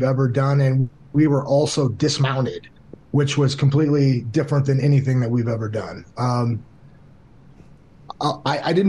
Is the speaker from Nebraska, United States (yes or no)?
yes; North Platte, Nebraska, United States; moved away as an adult; also born or lived in Vilseck, Germany; I was born and raised in North Platte, Nebraska